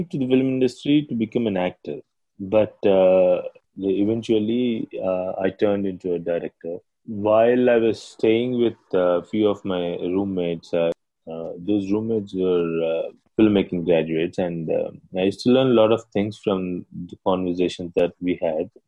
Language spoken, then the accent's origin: English; Vijayawada, Andhra Pradesh, India; I grew up in Vijayawada